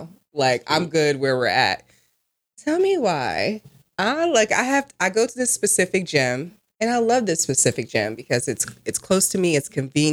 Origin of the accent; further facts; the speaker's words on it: New Jersey, United States; I'm from Jersey